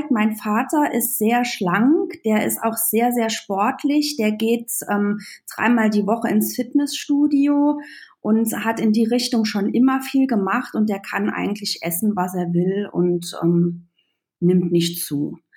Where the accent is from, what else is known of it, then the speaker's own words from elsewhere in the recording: Trier, Rhineland-Palatinate, Germany; wie ihr schon alle gehört habt. Ähm, ich komme aus Trier, der ältesten Stadt Deutschlands. Und ähm, ich bin 39